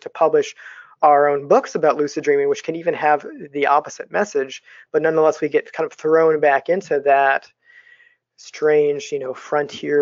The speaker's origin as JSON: {"language": "English", "country": "United States", "said": "as American dreamers"}